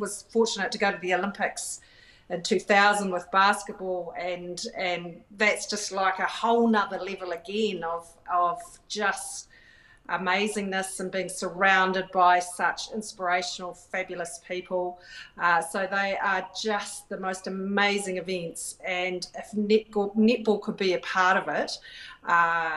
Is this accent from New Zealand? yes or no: yes; New Zealand; I'm from New Zealand and I'm proud